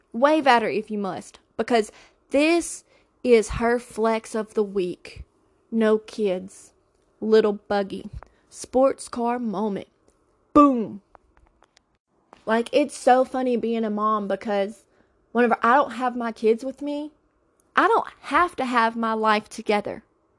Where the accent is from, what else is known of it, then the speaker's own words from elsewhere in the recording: the South, United States; Okay, we call it a buggy because I'm from the South.